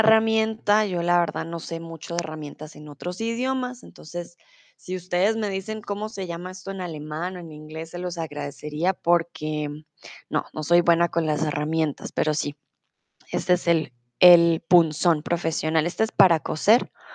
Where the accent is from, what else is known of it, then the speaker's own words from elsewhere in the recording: Colombia; also born or lived in Mexico; now in Germany; soy de Colombia